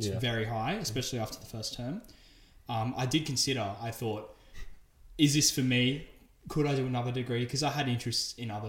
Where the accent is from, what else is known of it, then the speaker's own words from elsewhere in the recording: Sydney, New South Wales, Australia; I'm from Sydney originally. From the city, unlike Ollie, so I'm a bit of a city slicker